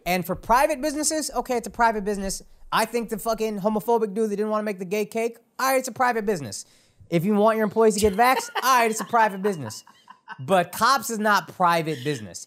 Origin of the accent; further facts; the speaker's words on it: Dallas, Texas, United States; Born and raised in Dallas